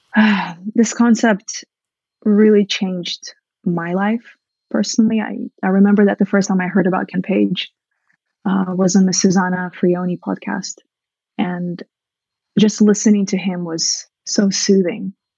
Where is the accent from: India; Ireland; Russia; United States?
Russia; moved away; I grew up in Soviet Russia where I was from an early age trained to be just the best wife